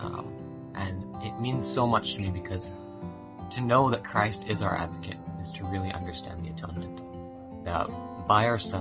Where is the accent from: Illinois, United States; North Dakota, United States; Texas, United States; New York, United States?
Texas, United States; Navasota; moved away as an adult; now in Pittsburgh, United States; I'm from Navasota, Texas, and I'm currently serving in the Pittsburgh, Pennsylvania mission